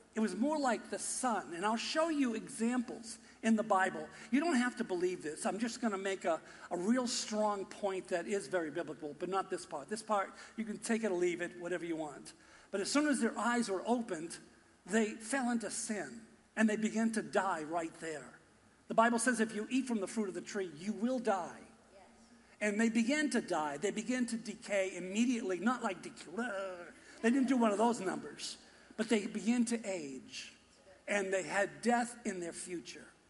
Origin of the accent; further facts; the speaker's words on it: Boston, Massachusetts, United States; accent: Boston; my Boston accent